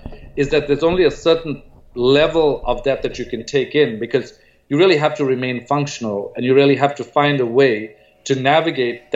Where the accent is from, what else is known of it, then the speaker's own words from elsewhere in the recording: Durban, KwaZulu-Natal, South Africa; moved away; also born or lived in Stellenbosch; I grew up in Durban